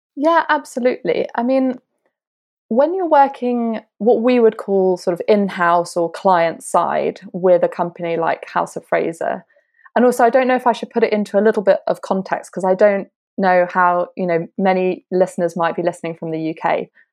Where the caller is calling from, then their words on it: London, United Kingdom; I'm calling from East London